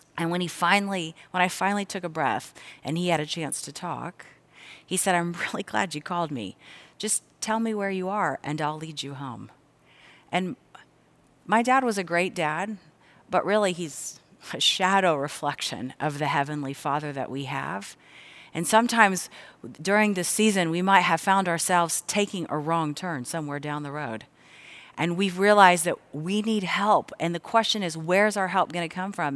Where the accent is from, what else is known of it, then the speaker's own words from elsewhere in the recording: Cincinnati, Ohio, United States; I grew up here in the Cincinnati area